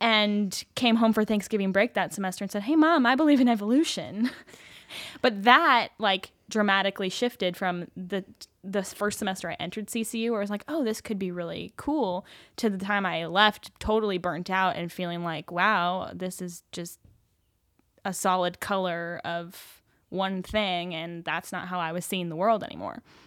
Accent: Salt Lake City, Utah, United States; I grew up in Salt Lake City.

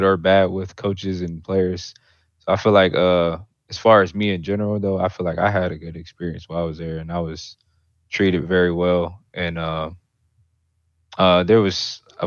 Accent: Ohio, United States; now in Houston, United States; I'm from Ohio too. I ain't going back. I always rep it, but I ain't gonna live there.

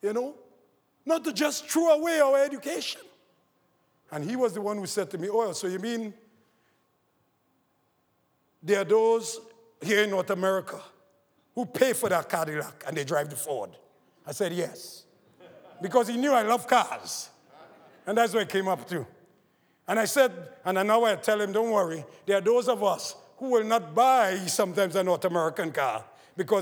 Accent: Trinidad & Tobago; growing up in Trinidad, in a poor family

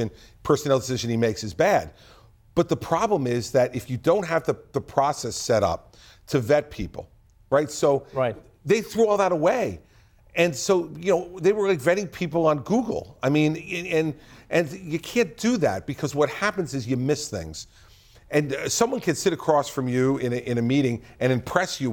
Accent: New Jersey, United States; I'm from New Jersey

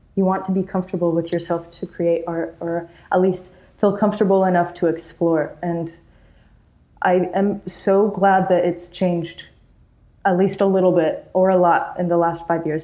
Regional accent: Utah, United States; I'm from Utah.

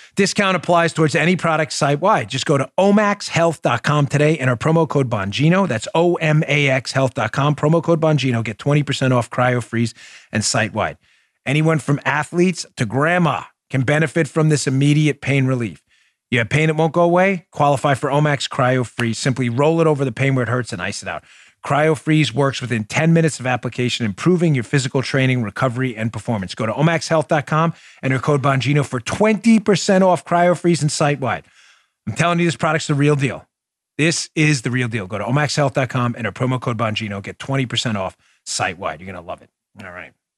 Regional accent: New York, United States; where I grew up in New York.

